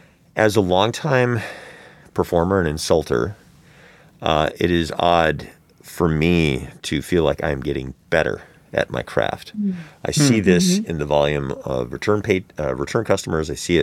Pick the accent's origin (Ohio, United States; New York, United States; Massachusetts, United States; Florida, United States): Florida, United States; I come from Florida. My family's from Florida, and I can't get a hold of trans-affirming care.